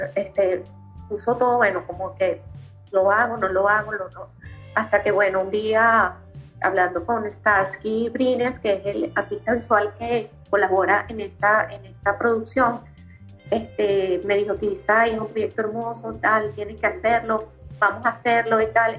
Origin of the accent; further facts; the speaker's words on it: Caracas, Capital District, Venezuela; yo soy, bueno, nací en Katia